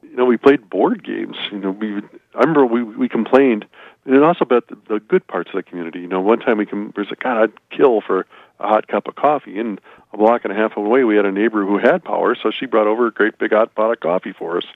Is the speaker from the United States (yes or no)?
yes; South Dakota, United States